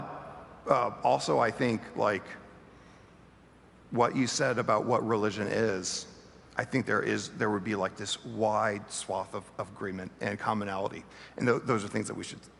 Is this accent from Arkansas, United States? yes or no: yes; Bentonville, Arkansas, United States; moved away; My hometown is Bentonville, Arkansas